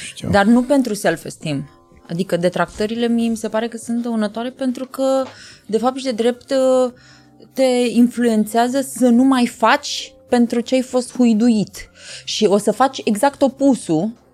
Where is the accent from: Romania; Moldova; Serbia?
Romania; Iași, Iași County; eu sunt o fată o fată totuși de la Iași